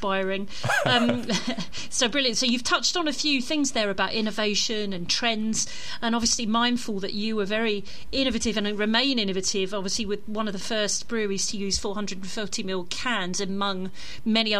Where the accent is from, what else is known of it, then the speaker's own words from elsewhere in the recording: London, United Kingdom; as a Londoner coming up to Manchester